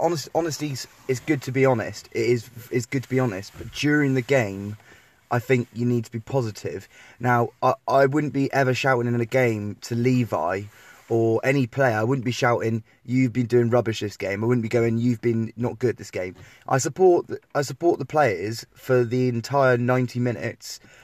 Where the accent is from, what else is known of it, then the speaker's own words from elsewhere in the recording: Tiverton, South West England, United Kingdom; growing up in the Tiverton area